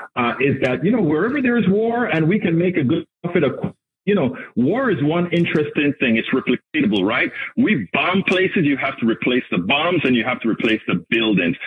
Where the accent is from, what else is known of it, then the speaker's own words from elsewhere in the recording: Panama; I'm from Panama